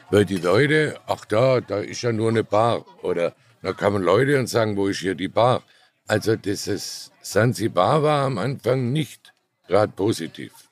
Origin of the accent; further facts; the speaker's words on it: Baden-Württemberg, Germany; Nein, ich bin Schwabe.